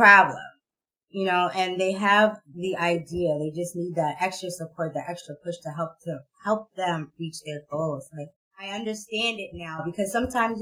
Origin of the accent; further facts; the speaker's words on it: Boston, Massachusetts, United States; I grew up in Boston, but I went to school in the suburbs